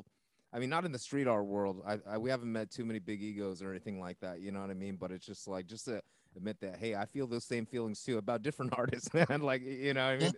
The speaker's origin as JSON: {"language": "English", "region": "West Coast", "country": "United States", "tie": "born or raised there", "said": "growing up on the West Coast"}